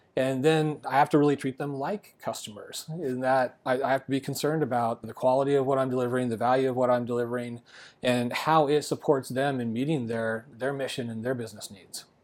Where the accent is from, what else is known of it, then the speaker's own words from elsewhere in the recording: Arizona, United States; I love living in Arizona. This is my home state